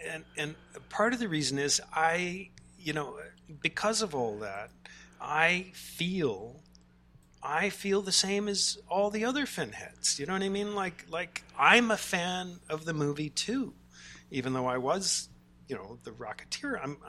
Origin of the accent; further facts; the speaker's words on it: Charlottesville, Virginia, United States; I'm from Charlottesville.